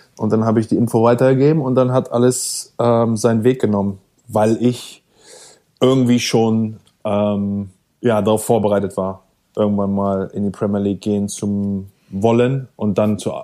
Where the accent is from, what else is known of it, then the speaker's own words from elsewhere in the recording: Germany; moved away as an adult; als Deutsche